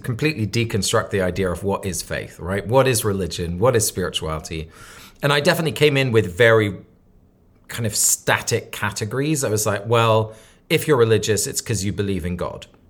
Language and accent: English; Sussex, South East England, United Kingdom; now in New York, United States; I grew up in Sussex